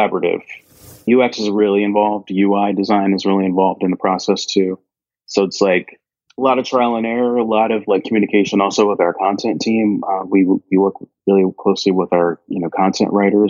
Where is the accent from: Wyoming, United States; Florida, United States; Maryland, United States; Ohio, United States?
Ohio, United States; Cincinnati; moved away as an adult; also born or lived in Evendale, Ohio / Washington, D.C. / New York City; growing up in Cincinnati, I lived in Cincinnati proper for the first part of my like childhood